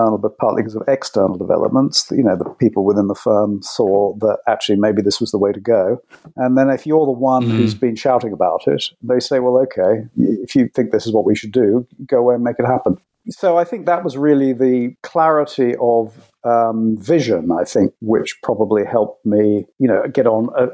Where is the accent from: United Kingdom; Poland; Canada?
United Kingdom; London; I was born in London and grew up in the UK